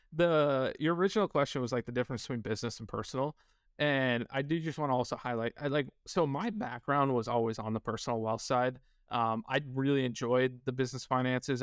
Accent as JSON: {"language": "English", "region": "northern New York", "country": "United States", "tie": "born or raised there", "also_born_or_lived": "Kansas", "moved": "as an adult", "said": "I grew up in a very small, low-income, uh, town in northern New York."}